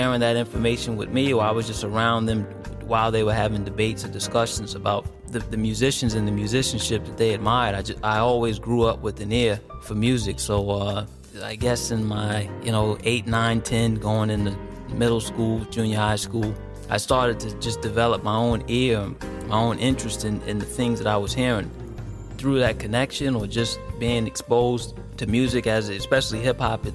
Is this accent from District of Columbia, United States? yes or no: yes; Washington, District of Columbia, United States; I'm from Washington D.C.